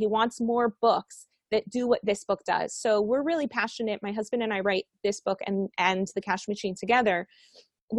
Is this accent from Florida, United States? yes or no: yes; Miami, Florida, United States; moved away as an adult; also born or lived in Colombia; now in Israel; I grew up in Miami.